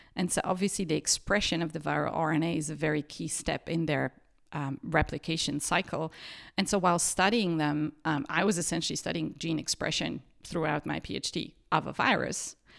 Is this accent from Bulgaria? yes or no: yes; Sofia, Sofia City, Bulgaria; moved away as an adult; also born or lived in Perugia, Italy; now in Martinsried, Germany; I grew up in Sofia in Bulgaria